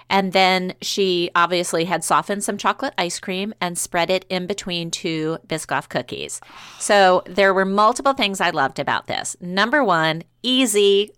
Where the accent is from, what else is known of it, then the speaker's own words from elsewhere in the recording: New Orleans, Louisiana, United States; moved away; I grew up in New Orleans